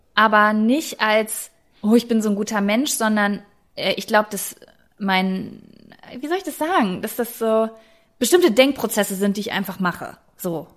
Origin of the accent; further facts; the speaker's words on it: Germany; ich bin Deutsche